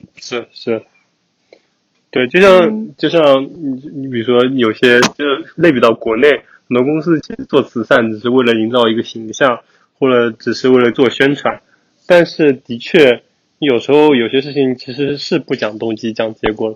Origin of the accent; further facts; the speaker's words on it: China; moved away as an adult; now in United States; 作为我们在，在国内出生的人来说